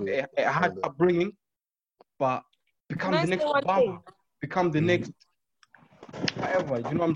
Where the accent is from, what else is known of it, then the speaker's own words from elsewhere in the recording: Zimbabwe; now in London, United Kingdom; I was born in Zimbabwe, Mpopo, my bro.